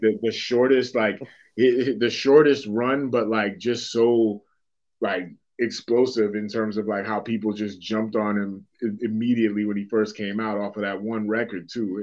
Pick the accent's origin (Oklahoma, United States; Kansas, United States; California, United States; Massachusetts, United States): Massachusetts, United States; Boston; moved away; growing up in Dorchester